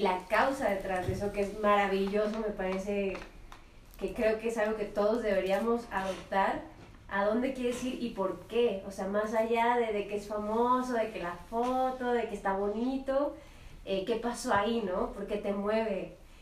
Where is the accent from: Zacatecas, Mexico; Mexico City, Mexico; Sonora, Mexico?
Mexico City, Mexico; yo soy aquí de la Ciudad de México, capitalina 100%